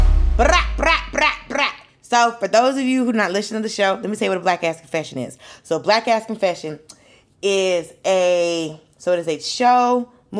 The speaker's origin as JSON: {"language": "English", "town": "Atlanta", "region": "Georgia", "country": "United States", "said": "I'm from Atlanta"}